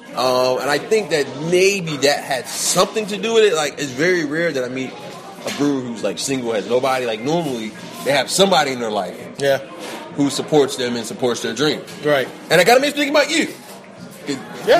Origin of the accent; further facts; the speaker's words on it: Atlanta, Georgia, United States; growing up in Atlanta